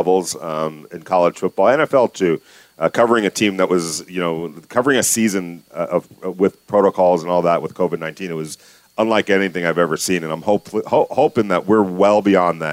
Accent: New York, United States; now in Las Vegas, United States; I'm from New York originally.

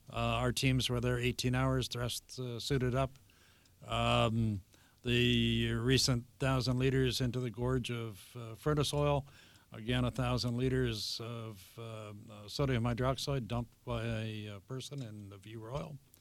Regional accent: Vancouver, British Columbia, Canada; I grew up in Vancouver at seventeenth and, uh, Canby

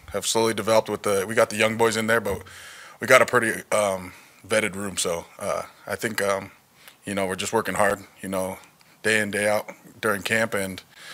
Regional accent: California, United States; moved away as an adult; now in Las Vegas, United States; I'm from California, born and raised

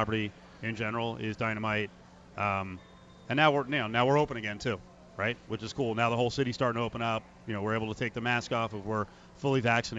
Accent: New Jersey, United States; moved away as an adult; now in Las Vegas, United States; And I'm from New Jersey.

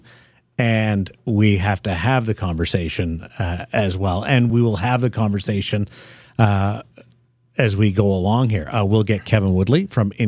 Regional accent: Brandon, Manitoba, Canada; moved away; So I'm back in Manitoba. Go to my hometown, see my twin brother and my dad.

